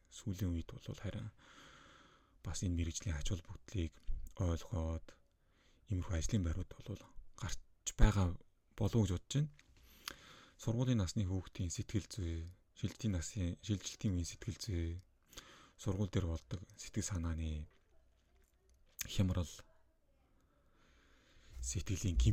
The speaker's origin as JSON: {"language": "Mongolian", "country": "Mongolia", "first_language": "Mongolian", "said": "Монгол э, хэлийг бол би миний төрөлх хэл учраас маш сайн төгс эзэмшиж боддог."}